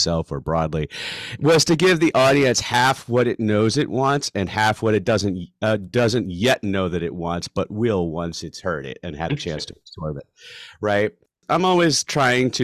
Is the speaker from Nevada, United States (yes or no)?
no; Philadelphia, Pennsylvania, United States; moved away as an adult; now in Chicago, United States; I was back home from University of Chicago, and in the Philadelphia area where I grew up.